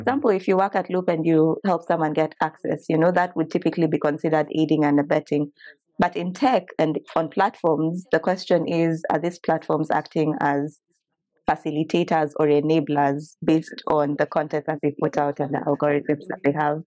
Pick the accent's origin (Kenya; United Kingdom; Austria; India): Kenya; now in United States; I'm a Kenyan lawyer by training, but currently in the U S